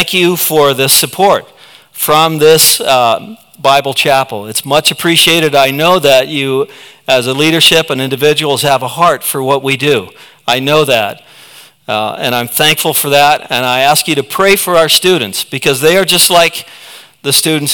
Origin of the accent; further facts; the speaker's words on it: United States; we stand forever grateful as American citizens